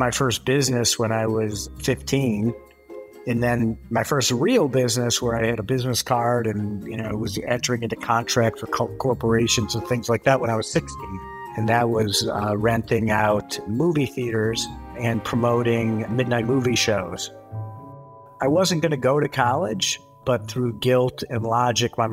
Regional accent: Southfield, Michigan, United States; I grew up in Southfield, Michigan, which is a suburb right outside of Detroit.

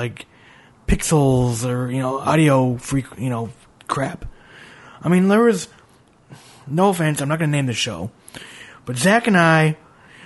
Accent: Minneapolis, Minnesota, United States; now in North Carolina, United States; I'm from Minneapolis originally.

